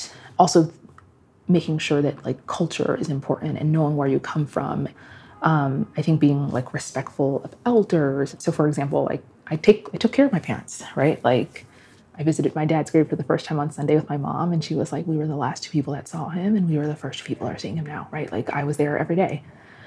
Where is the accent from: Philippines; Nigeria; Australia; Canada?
Nigeria; now in United States; I would actually say I am more Nigerian